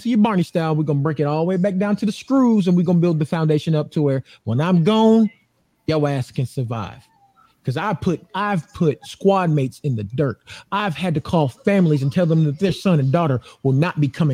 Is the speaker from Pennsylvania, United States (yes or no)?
no; Atlanta, Georgia, United States; now in Phoenix, United States; I'm from Atlanta, Georgia